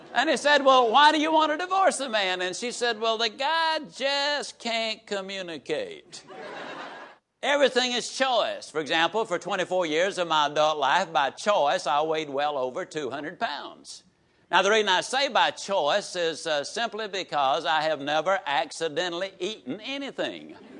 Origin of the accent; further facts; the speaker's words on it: Yazoo City, Mississippi, United States; I can tease about my hometown because it has been so productive